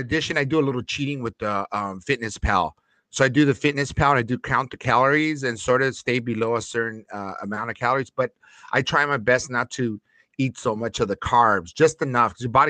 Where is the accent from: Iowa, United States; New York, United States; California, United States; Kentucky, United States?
California, United States; Los Angeles; my stomping grounds back when I grew up in Lincoln Heights by Dodger Stadium